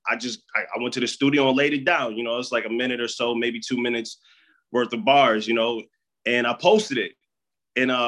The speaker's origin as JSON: {"language": "English", "region": "Michigan", "country": "United States", "said": "I'm from Michigan."}